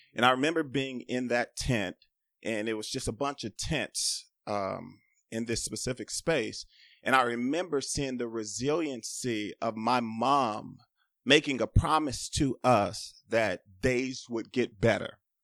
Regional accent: Los Angeles, California, United States; growing up in South Central in the eighties and in the nineties

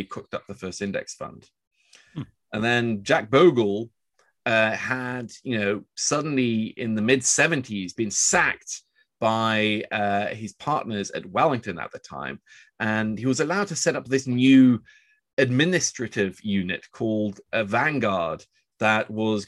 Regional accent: Oslo, Norway; also born or lived in New York; I'm actually from Oslo

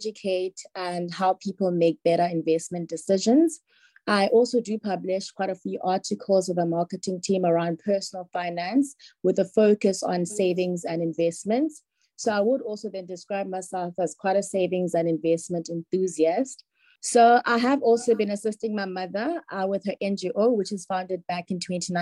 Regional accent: Cape Town, Western Cape, South Africa; I was born in the Eastern Cape and came to Cape Town when I was about 2 years old, and I've lived with my parents since

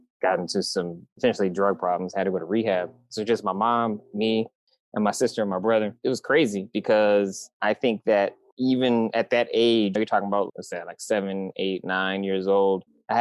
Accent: Michigan, United States; now in San Diego, United States; I'm from Michigan. I'm from the Midwest. So I grew up in crazy, deep, depressing winters

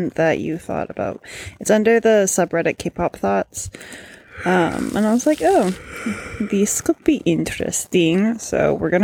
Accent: Canada; I am Canadian

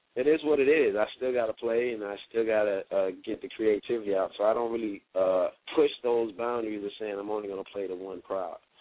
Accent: Miami, Florida, United States; I'm a Miami native.

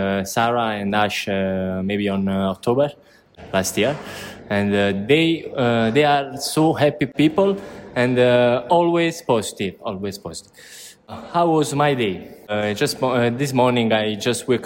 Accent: San Giorgio a Cremano, Campania, Italy; English is a second language; moved away as an adult; I came from San Giorgio Cremano, that is a small country near Napoli, the center of Napoli.

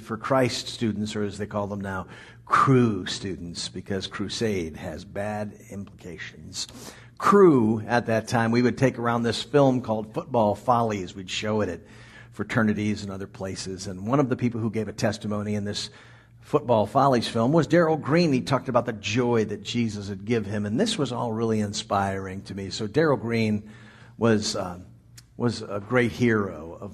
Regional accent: Washington, District of Columbia, United States; moved away; I grew up in the Washington, D.C. area

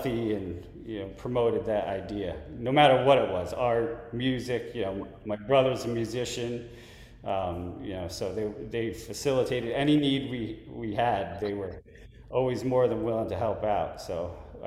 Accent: Westchester County, New York, United States; moved away; I grew up in Westchester, New York, so Westchester County down by New York

